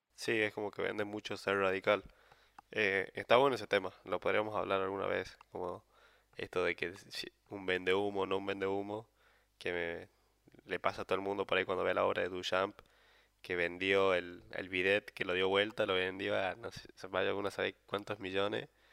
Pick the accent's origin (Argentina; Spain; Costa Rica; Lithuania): Argentina; San Miguel de Tucumán, Tucumán; moved away as an adult; also born or lived in Buenos Aires; soy de Tucumán, entonces me tuve que venir de Buenos Aires